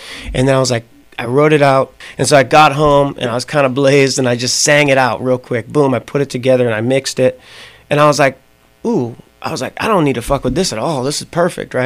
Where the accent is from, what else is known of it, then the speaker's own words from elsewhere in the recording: Rowley, Massachusetts, United States; moved away; also born or lived in Beverly, Massachusetts; I grew up in this small town called Rowley